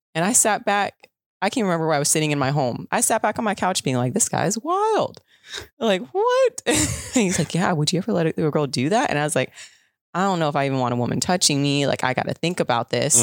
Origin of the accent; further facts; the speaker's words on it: Southern California, United States; I'm from SoCal